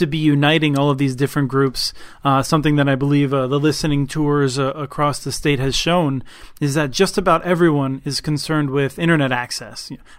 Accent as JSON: {"language": "English", "region": "Minnesota", "country": "United States", "said": "I, as a Minnesotan, think all of Minnesota is pretty great."}